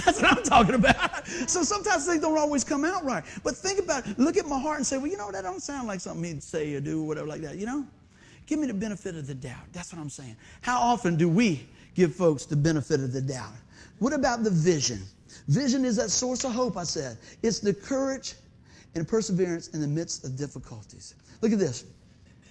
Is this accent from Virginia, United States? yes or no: yes; Hampton, Virginia, United States; growing up in Buckrow